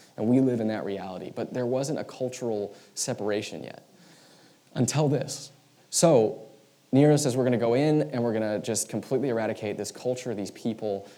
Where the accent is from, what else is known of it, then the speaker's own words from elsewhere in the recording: United States; who we are as American Christians